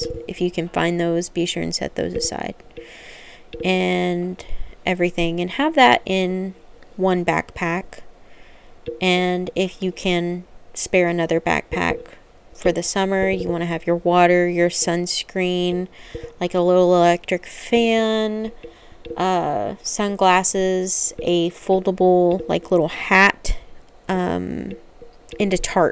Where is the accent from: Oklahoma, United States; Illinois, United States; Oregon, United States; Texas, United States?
Oklahoma, United States; I'm from Oklahoma.